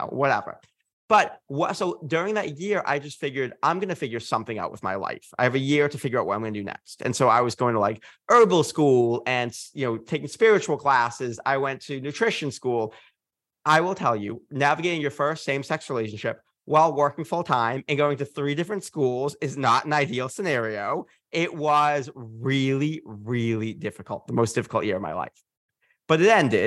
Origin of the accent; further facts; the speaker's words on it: Massachusetts, United States; I'm from Massachusetts